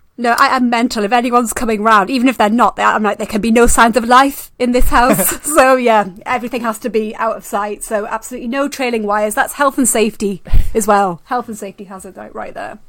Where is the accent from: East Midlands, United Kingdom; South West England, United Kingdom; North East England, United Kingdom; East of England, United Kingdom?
North East England, United Kingdom; Newcastle upon Tyne; near Newcastle upon Tyne, which happens to be my hometown